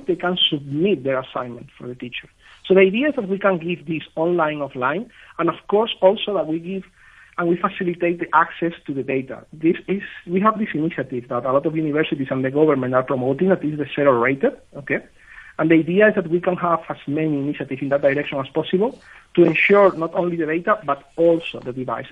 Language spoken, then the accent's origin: English; Spain; I'm from Spain